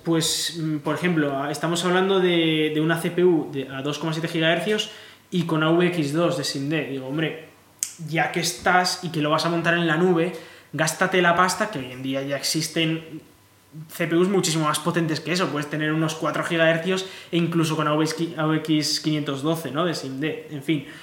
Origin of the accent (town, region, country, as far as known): Spain